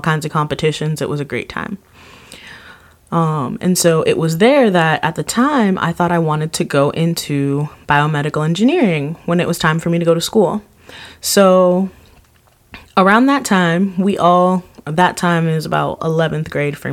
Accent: Miami, Florida, United States; Born and raised in Miami, that's where my school was

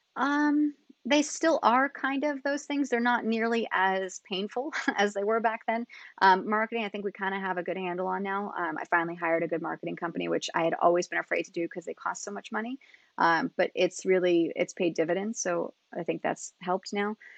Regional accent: Niskayuna, New York, United States; moved away as an adult; also born or lived in California / Colorado; I grew up in Niskayuna, which is just outside of Albany

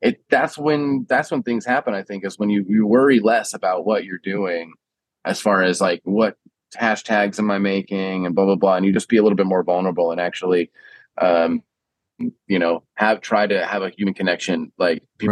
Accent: San Diego, California, United States; accent: Huntington Beach stoner; moved away as an adult; also born or lived in Marin County, California; now in New York City, United States; I grew up in San Diego or like Southern California. I think I sound a little Huntington Beach stoner sometimes

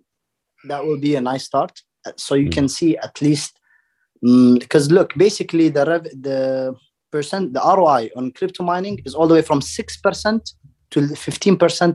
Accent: Dubai, United Arab Emirates; I grew up in Dubai

